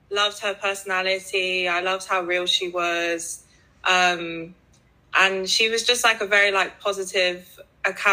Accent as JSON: {"language": "English", "region": "London", "country": "United Kingdom", "tie": "born or raised there", "said": "I'm from London. I was born and raised here"}